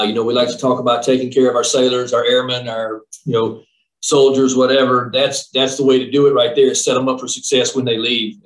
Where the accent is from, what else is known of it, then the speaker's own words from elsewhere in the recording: small town outside Birmingham, Alabama, United States; moved away as an adult; I'm from Alabama, very, very small town there, just outside of Birmingham.